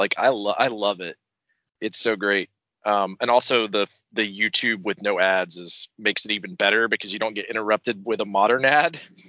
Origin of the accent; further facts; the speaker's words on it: Hall County, Georgia, United States; I grew up in Hall County